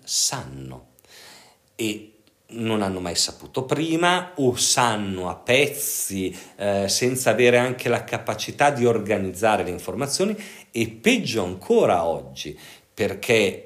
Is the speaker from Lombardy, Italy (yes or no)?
yes; Pavia, Lombardy, Italy; io sono originario di Pavia e, e, io eh, lavoravo a Radio Pavia